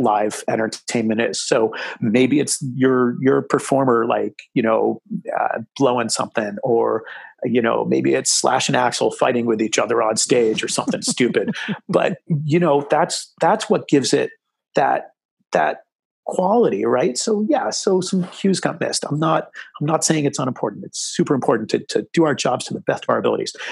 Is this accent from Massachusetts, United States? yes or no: yes; Massachusetts, United States; moved away; also born or lived in Connecticut / New York; I grew up in Massachusetts